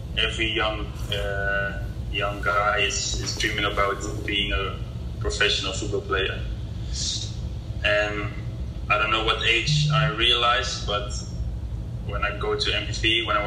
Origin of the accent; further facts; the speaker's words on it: Maastricht, Limburg, Netherlands; moved away as an adult; now in Indonesia; Where I grew up was in Maastricht in the Netherlands.